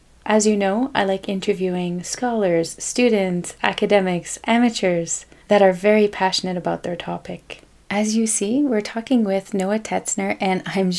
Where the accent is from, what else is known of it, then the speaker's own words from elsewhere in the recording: Canada; first language fr; English is a second language; I'm a Francophone from Canada, and this is my podcast.